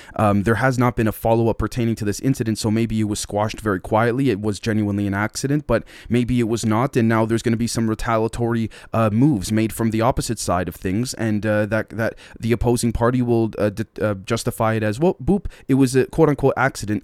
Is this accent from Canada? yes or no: yes; Canada